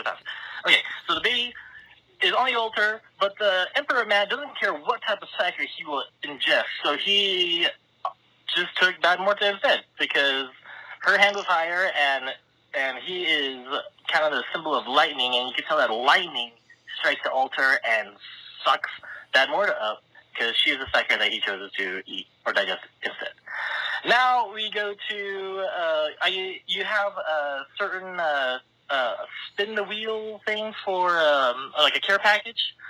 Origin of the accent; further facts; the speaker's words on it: California, United States; I am from California.